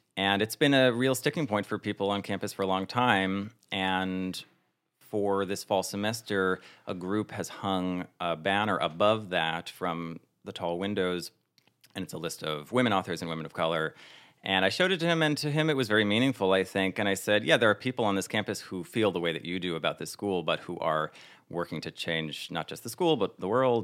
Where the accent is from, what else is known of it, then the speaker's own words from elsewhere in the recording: northern New Jersey, United States; moved away as an adult; also born or lived in Plano, Texas; now in New York, United States; I was born in Plano, Texas, and I didn't grow up there. I grew up in New Jersey, northern New Jersey, and then I've been in New York for ten years